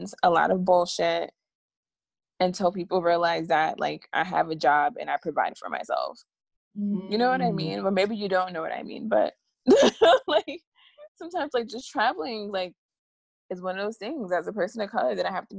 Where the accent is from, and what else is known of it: United States